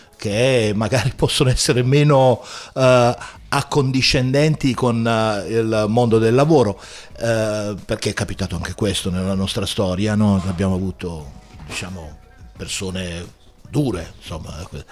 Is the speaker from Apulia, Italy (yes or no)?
yes; Taranto, Apulia, Italy; now in Bologna area, Italy; io non so parlare il bolognese, io sono pugliese, sono di Taranto